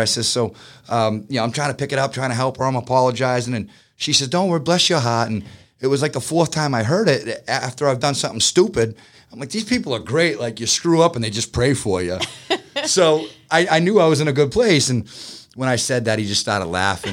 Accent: Boston, Massachusetts, United States; moved away as an adult; now in Georgia, United States; I'm a Bostonian, I'm fast-paced

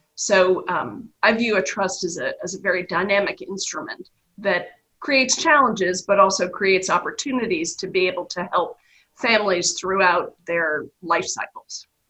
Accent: New York, United States; accent: New York; moved away as an adult; also born or lived in Texas; now in Nashville, United States; Grew up in the Northeast, um, native New Yorker, um, if you can't tell by my accent

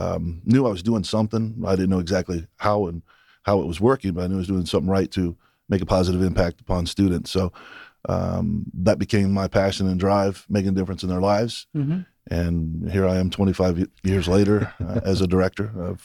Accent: Daytona, Florida, United States; now in Michigan, United States; And I'm originally from Daytona. So family and friends and colleagues are from South Georgia and the Georgia area.

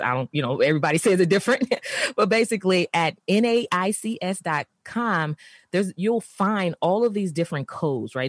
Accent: San Francisco, California, United States; I grew up in San Francisco, of course, in the urban community um, in San Francisco

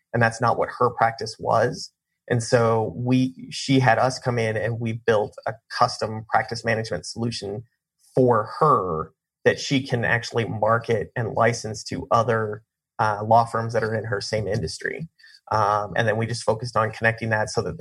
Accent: Colorado, United States; moved away as an adult; also born or lived in Kansas / Nashville, Tennessee; now in Arizona, United States; I grew up in Colorado

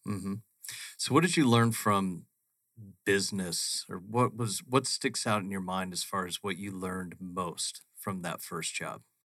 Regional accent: Phoenix, Arizona, United States; growing up in Phoenix, we are on a grid system

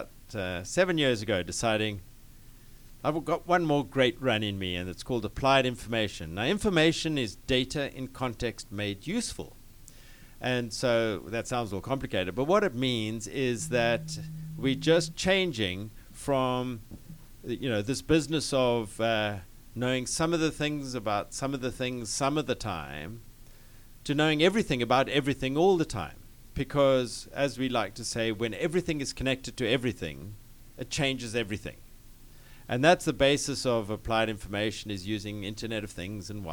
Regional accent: Cape Town, Western Cape, South Africa; moved away as an adult; now in United States; I'm from the Deep South, and so I'm originally from Cape Town in South Africa

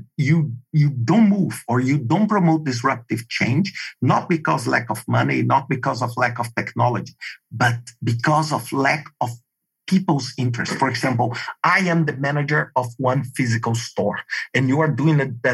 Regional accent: Brazil; English is a second language; moved away as an adult; also born or lived in Denmark; for me with this Brazilian, living in a traditional state in Brazil

